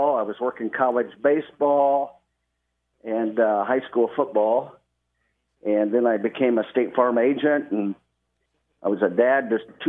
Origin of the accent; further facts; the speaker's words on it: Lafayette, Indiana, United States; I'm from Lafayette. Went to Lafayette or West Lafayette Harrison High School. Graduated in 1984